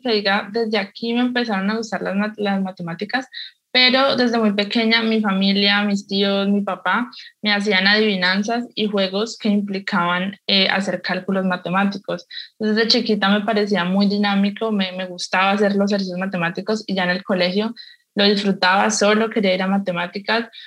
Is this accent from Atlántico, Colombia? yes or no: no; Cali, Valle del Cauca, Colombia; soy caleña